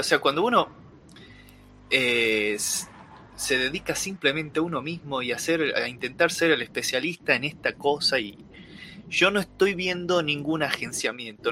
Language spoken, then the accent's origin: Spanish; Salta, Argentina; somos salteños, nos gusta Salta, y aunque yo hable de hacker yankee, sigo siendo el mismo salteño